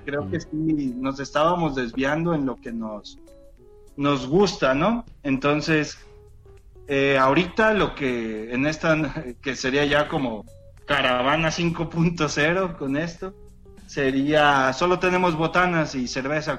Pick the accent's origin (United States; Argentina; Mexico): Mexico; soy mexicano